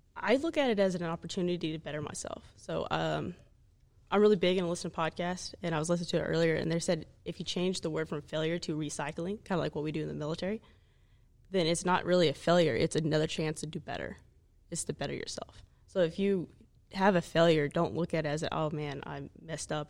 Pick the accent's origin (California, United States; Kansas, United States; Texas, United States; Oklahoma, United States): Oklahoma, United States; moved away; I'm from Oklahoma